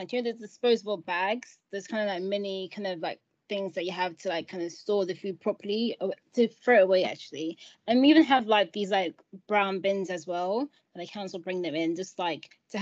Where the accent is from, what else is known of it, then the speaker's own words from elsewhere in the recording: Nigeria; moved away; I'm originally from Nigeria too